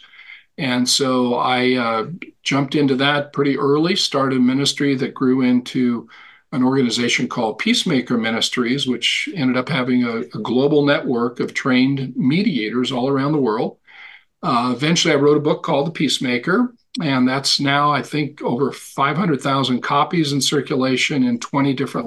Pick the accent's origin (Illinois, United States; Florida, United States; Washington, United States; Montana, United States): Montana, United States; Born and raised in Montana, sort of a cowboy macho culture